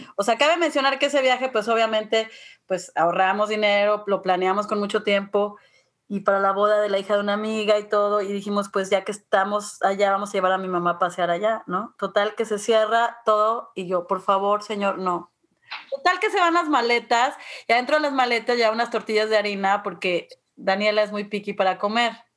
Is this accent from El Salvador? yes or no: no; Mexico City, Mexico; yo crecí en la Ciudad de México